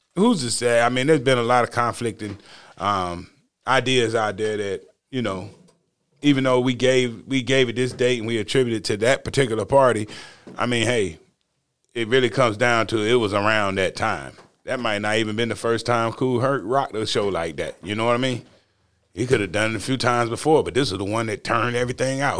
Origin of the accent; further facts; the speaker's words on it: the South, United States; I'm from the South